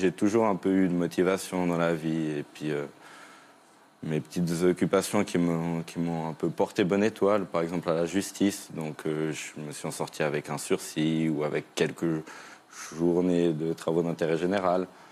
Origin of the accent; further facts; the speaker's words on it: Switzerland; moi je viens de Suisse